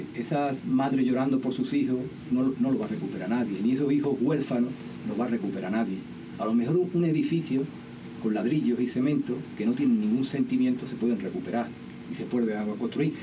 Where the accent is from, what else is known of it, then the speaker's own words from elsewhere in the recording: El Coronil, Andalusia, Spain; el pueblo del Coroní, que es mi pueblo